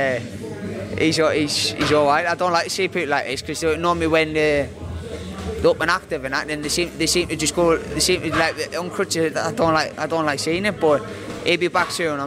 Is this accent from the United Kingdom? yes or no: yes; Sunderland, North East England, United Kingdom